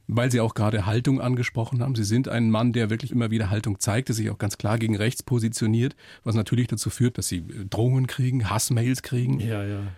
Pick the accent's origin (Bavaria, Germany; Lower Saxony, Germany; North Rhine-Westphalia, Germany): Bavaria, Germany; Upper Palatinate; bin selber aus der Oberpfalz